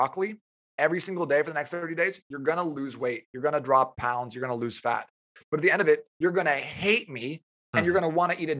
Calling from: Tempe, Arizona, United States; I'm calling you from Tempe, Arizona.

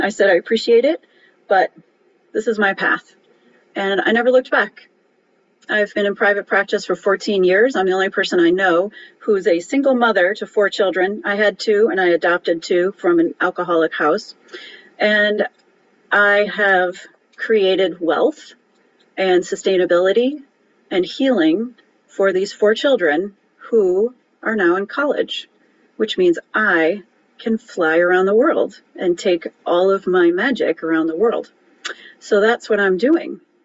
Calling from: Cleveland, Ohio, United States; I'm calling in from Cleveland, Ohio

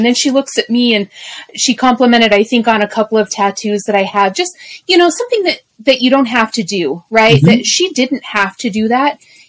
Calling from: Columbia, South Carolina, United States; As of this recording, I am still in South Carolina, in the Columbia, South Carolina area.

